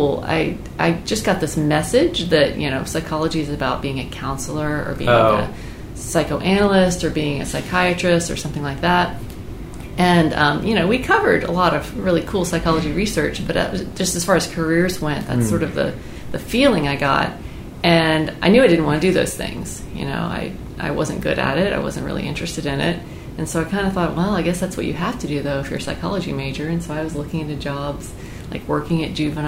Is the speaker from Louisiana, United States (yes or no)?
no; Foley, Alabama, United States; moved away as an adult; also born or lived in San Antonio, Texas; now in Raleigh, United States; I was born in Foley, Alabama. So I grew up there